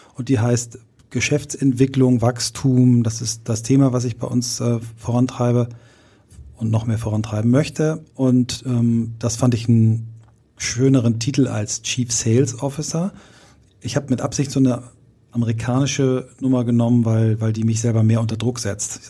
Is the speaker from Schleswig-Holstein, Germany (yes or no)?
yes; Kiel, Schleswig-Holstein, Germany; gab es in Kiel in meiner Heimatstadt immer diese Anzeigenblätter mittwochs